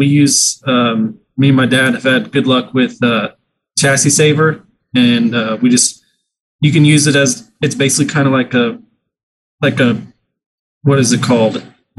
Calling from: Wichita, Kansas, United States; I'm in Wichita, Kansas. They salt the roads here.

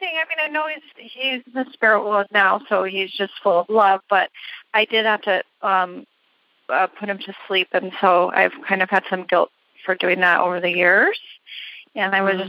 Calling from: Buffalo, New York, United States; I'm calling from Buffalo, New York.

